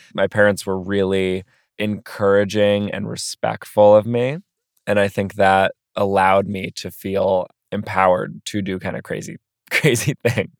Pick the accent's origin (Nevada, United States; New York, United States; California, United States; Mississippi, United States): New York, United States; New York City; also born or lived in Philadelphia; growing up in Brooklyn